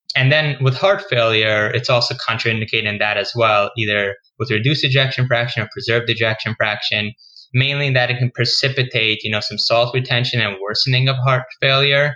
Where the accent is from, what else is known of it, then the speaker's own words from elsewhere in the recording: New York City, New York, United States; moved away as an adult; now in Boston, United States; I'm originally from New York. I grew up in Queens